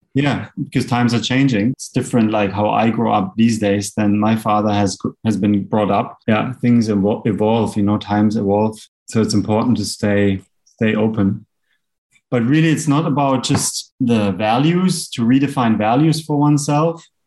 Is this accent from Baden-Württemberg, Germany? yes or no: yes; Black Forest, Baden-Württemberg, Germany; moved away as an adult; now in Bali, Indonesia; Originally, I'm from Germany in the Black Forest